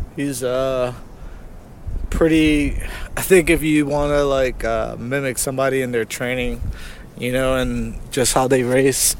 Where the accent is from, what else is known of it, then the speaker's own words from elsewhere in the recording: New Jersey, United States; I'm from Jersey